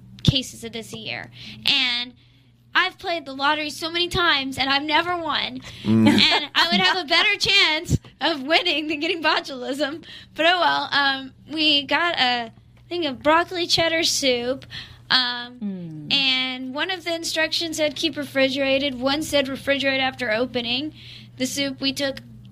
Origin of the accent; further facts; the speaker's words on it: Athens, Georgia, United States; I'm from Athens, Georgia, so we're a music town